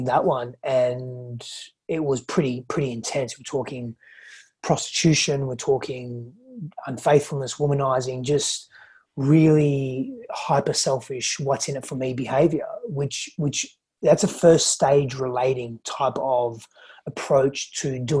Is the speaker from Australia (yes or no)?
yes; Australia; also born or lived in Greece; I was born in Australia. I grew up though in Greece and Australia